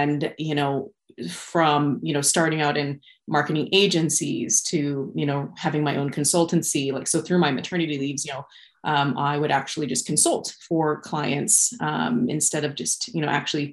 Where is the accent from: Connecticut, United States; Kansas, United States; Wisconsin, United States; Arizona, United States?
Kansas, United States; Wichita; moved away as an adult; also born or lived in Kelowna, Canada / Cranbrook, Canada; now in Regina, Canada; I was born and raised in Wichita, Kansas.